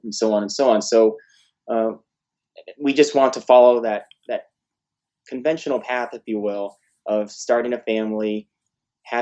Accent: Miami, Florida, United States; also born or lived in Fort Lauderdale; now in Orlando, United States; I was born and raised in South Florida, Miami, Fort Lauderdale

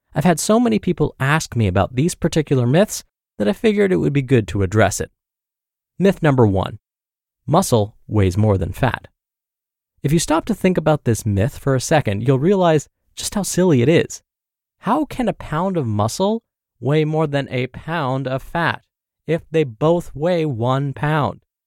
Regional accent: Michigan, United States; Growing up in Michigan, my house was positioned above a convenience store

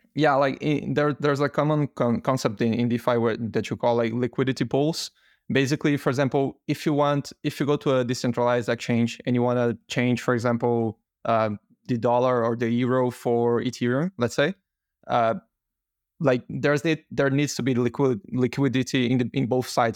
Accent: Brazil; moved away; I'm originally from Brazil

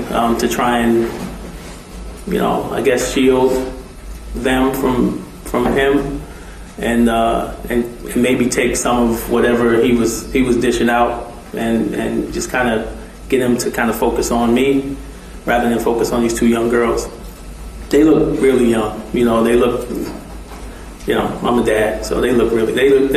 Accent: New York City, New York, United States; moved away; I grew up in Brooklyn, New York

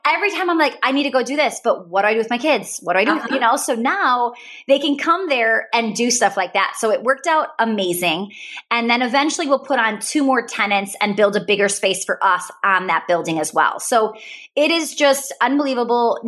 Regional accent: Wisconsin, United States; I'm from Wisconsin

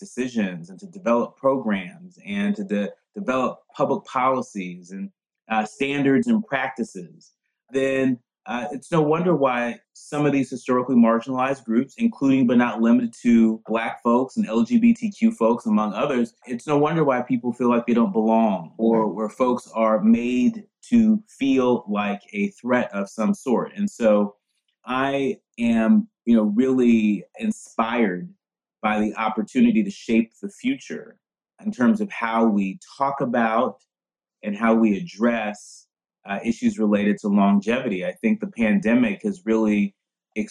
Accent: San Francisco Bay Area, California, United States; I grew up in the San Francisco Bay Area.

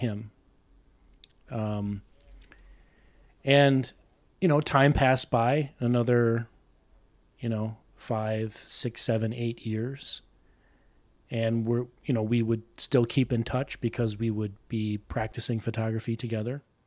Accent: South Milwaukee, Wisconsin, United States; accent: Midwestern; I've been here all my life, born and raised, uh, South Milwaukee, which is southeastern Wiscon-

